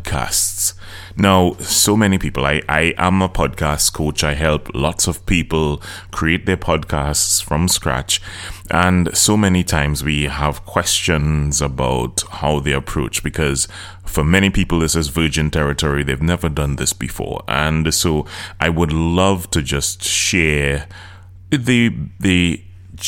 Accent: Trinidad & Tobago; I'm from Trinidad and Tobago, in case you didn't know. My accent is different, so I'm from the Caribbean.

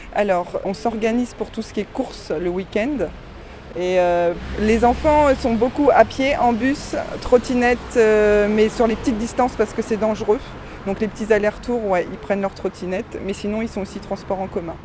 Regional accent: Caen, Normandy, France; je suis née à Caen. J'habite en périphérie de Caen, à Bretteville-sur-Odon

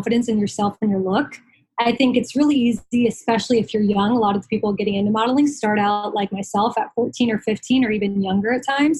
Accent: Southeast, United States; I'm from the Southeast

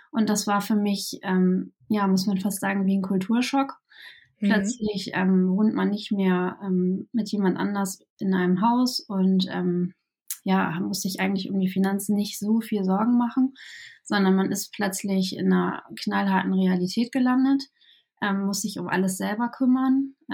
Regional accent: Kiel, Schleswig-Holstein, Germany; Ja, ähm, ich komme ähm, aus Kiel ähm, und ähm, wohne hier auch mein ganzes Leben schon ähm, im hohen Norden

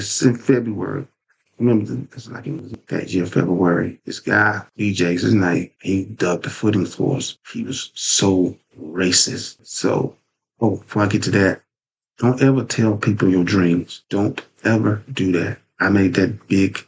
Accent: Lewisburg, United States; also born or lived in Durham; going back to my hometown of Lewisburg because I was working in Durham

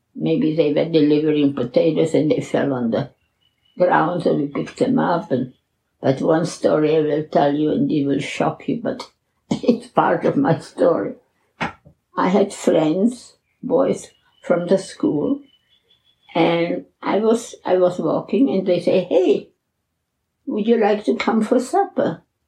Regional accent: Czechia; moved away; I was born in the Czech Republic in a little village called in Czech Liszczany and in German Liechtenstein

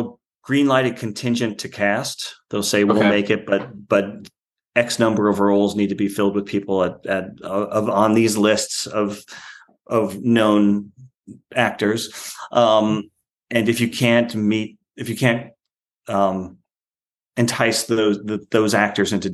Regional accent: Long Island, New York, United States; I'm from Long Island. Yeah, I'm from Long Island. It's hard for me to imagine anywhere else to live because New York is home

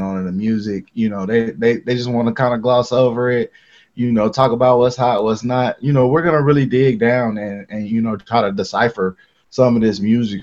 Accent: Harvey, Illinois, United States; I was born in Harvey. It's about, let's say, 25 minutes from downtown Chicago

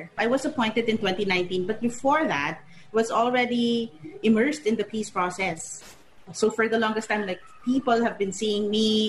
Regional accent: Mindanao, Philippines; moved away as an adult; also born or lived in New York; Growing up in Mindanao in a conflict zone

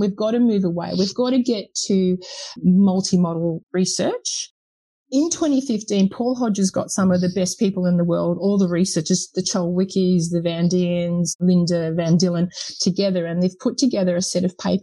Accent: United Kingdom; being a Brit

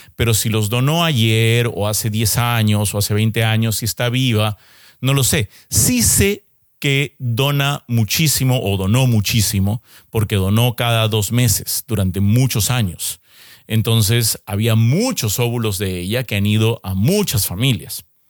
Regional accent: Peru; yo soy peruano

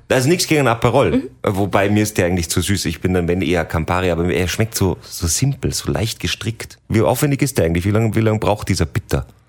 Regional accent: Salzburg, Austria; hier bei uns in Salzburg

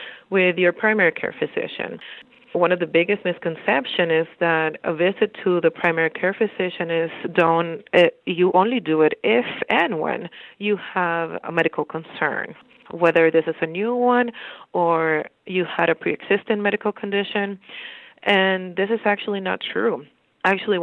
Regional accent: Dominican Republic; moved away as an adult; also born or lived in Bronx, New York, United States; now in Bridgeport, United States; I'm originally from the Dominican Republic. I went to school in the Dominican Republic

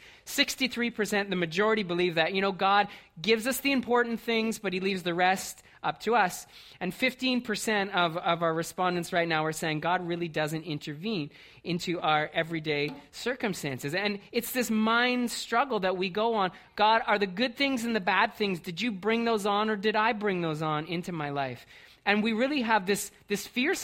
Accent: Brantford, Ontario, Canada; moved away; I grew up in Brantford.

